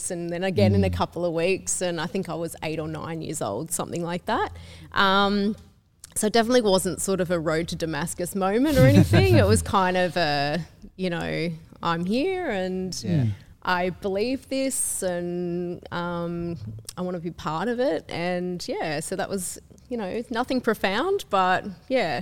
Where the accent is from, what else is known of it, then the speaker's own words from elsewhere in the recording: Sydney, New South Wales, Australia; I grew up in Western Sydney, so I'm a massive Westie